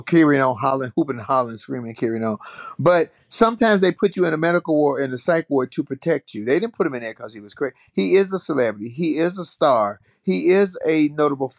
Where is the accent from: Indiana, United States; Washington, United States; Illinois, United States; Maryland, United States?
Illinois, United States; Chicago; I'm in Chicago, which is my hometown